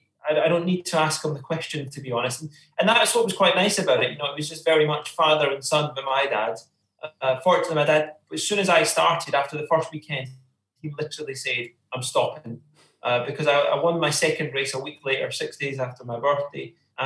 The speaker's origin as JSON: {"language": "English", "town": "Bathgate", "region": "Scotland", "country": "United Kingdom", "tie": "born or raised there", "also_born_or_lived": "Uphall", "said": "growing up in Bathgate all my life, I was born in Uphall."}